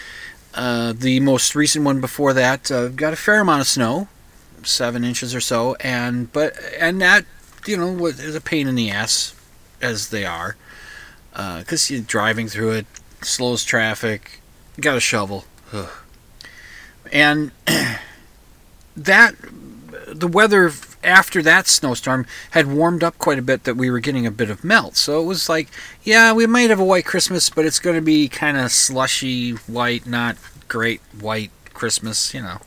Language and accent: English; United States; now in Minnesota, United States; I'm an American